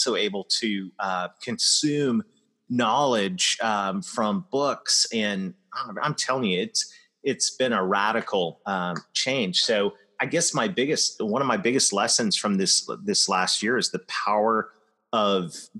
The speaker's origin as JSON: {"language": "English", "town": "London", "region": "Ontario", "country": "Canada", "tie": "born or raised there", "said": "my hometown of London, Ontario"}